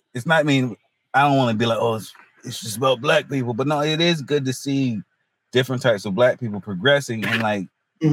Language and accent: English; Hertford, North Carolina, United States; also born or lived in Greenville, North Carolina / Wilmington, North Carolina; now in Raleigh, United States; I'm from North Carolina originally. Um, small town, North Carolina. It's near the um, northeast coast. It's called Hertford, North Carolina